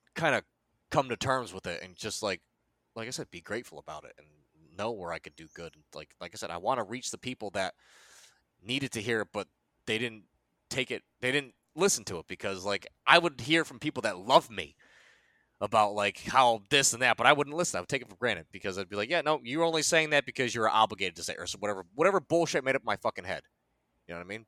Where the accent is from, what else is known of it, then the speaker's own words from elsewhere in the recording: United States; also born or lived in South Korea; I was born in Korea. They FedExed my ass to America. I was adopted by a nice Italian family, and they fucking raised me from there